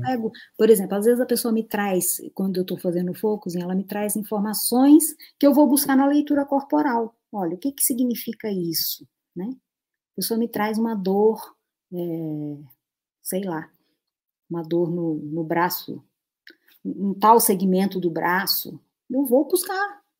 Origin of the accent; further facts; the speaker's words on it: Natal, Rio Grande do Norte, Brazil; moved away; lá da minha cidade, Natal, que eu nem morava lá